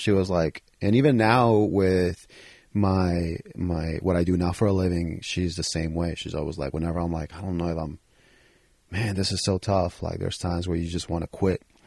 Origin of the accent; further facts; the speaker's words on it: New York City, New York, United States; those are the guys I grew up with in the Bronx